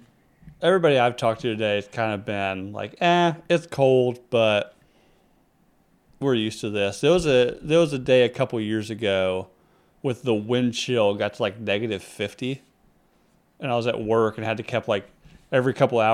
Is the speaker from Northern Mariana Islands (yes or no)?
no; England, United Kingdom; I'm thin. I'm pale. I have bad teeth. Dead giveaway for being English.